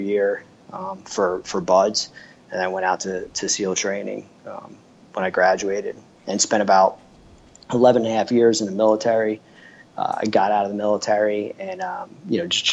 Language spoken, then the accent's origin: English; New Jersey, United States; I grew up in New Jersey